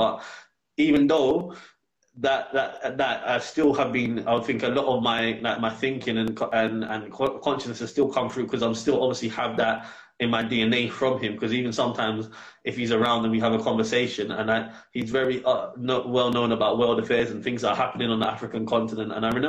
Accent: London, United Kingdom; moved away as an adult; now in Gambia; I was born in England.

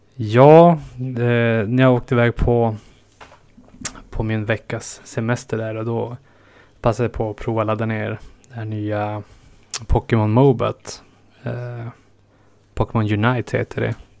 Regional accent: northernmost Norrland, Sweden; moved away; mina hemtrakter i norraste Norrland och inlandet

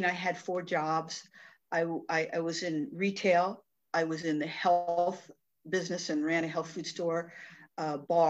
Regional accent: Tucson, Arizona, United States; I was born and raised in Tucson, Arizona

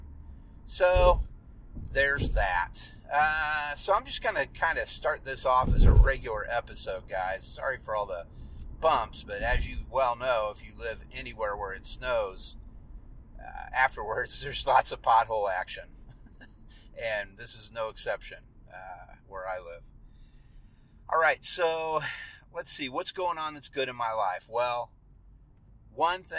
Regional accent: Leavenworth, Kansas, United States; I grew up in Leavenworth, Kansas

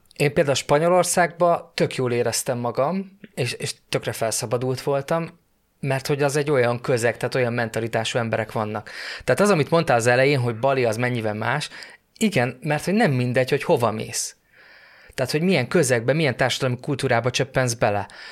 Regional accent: Hungary; magyar vagyok

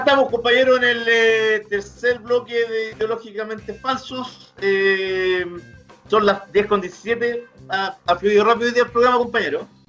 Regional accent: Chile; a nosotros como, chilenos

